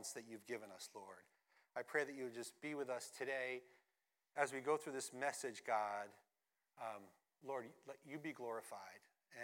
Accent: Suffern, New York, United States; moved away as an adult; also born or lived in Teaneck, New Jersey / Palisades Park, New Jersey / Wheaton, Illinois; I grew up in Palisades Park, moved to Suffern

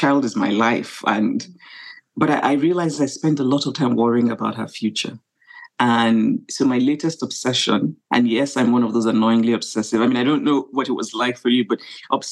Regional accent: Nigeria; being Nigerian, being African

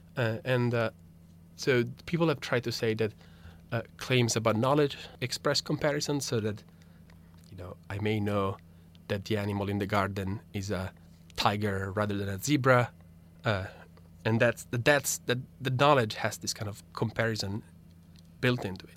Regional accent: Italy; first language Italian; English is a second language; moved away; my native language, Italian

